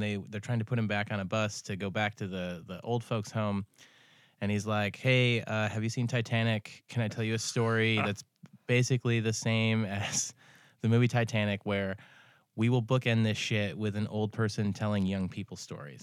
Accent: Ithaca, New York, United States; now in Seattle, United States; I'm from Ithaca

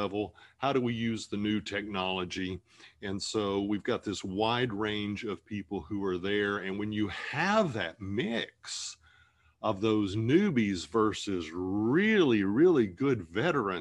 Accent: Appalachia, United States; moved away; I'm an Appalachian kid. I grew up in the middle of nowhere with railroad tracks.

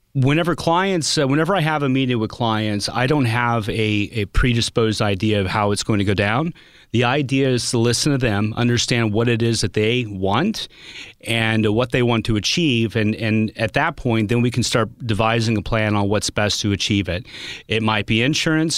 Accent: Pacific, Missouri, United States; I grew up in Little Pacific, Missouri, not with a, a ton of money

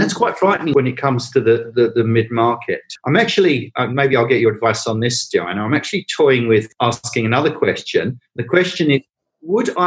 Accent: England, United Kingdom; accent: English (Pommy); now in Australia; as you can tell from my accent, I'm a POM.

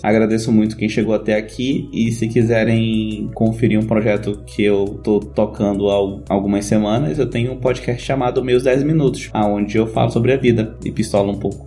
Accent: Amazon, North Region, Brazil; Para minha região, região norte, eu sou amazônida

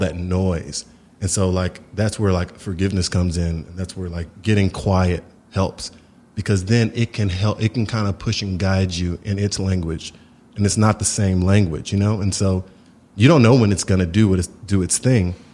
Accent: Houston, Texas, United States; My family were from Houston, Texas

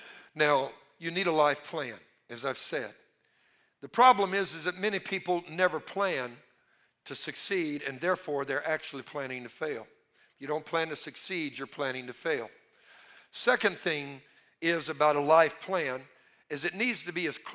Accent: Cajun, Louisiana, United States; I'm a Cajun.

